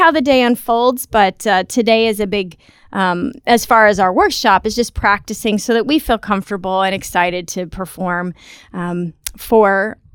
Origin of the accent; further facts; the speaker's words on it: United States; now in Texas, United States; And we are from the United States.